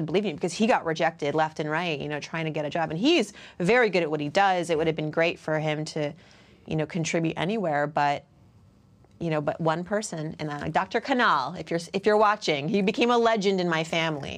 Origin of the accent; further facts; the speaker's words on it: Worcester, Massachusetts, United States; I grew up in Worcester, Massachusetts, which then and still, largely white